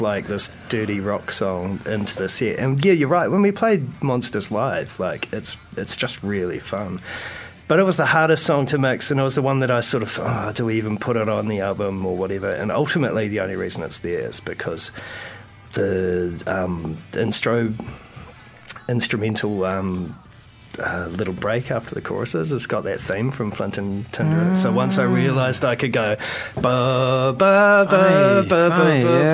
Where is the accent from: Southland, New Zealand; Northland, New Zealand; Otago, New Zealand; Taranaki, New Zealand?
Taranaki, New Zealand; I grew up in Taranaki